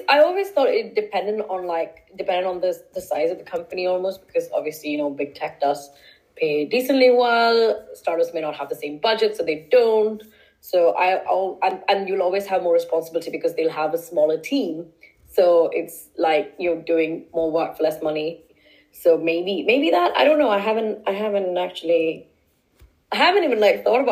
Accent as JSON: {"language": "English", "country": "India", "also_born_or_lived": "Stockholm", "moved": "yes", "lives_now": "London, United Kingdom", "said": "Culturally, I'm Indian"}